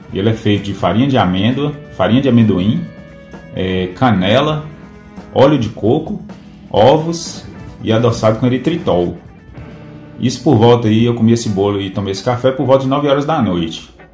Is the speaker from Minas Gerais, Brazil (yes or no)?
yes; Pedra Azul, Minas Gerais, Brazil; sou da cidade de Pedra Azul, Minas Gerais.